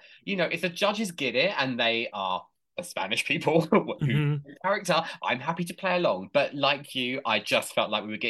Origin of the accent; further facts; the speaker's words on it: England, United Kingdom; I'm English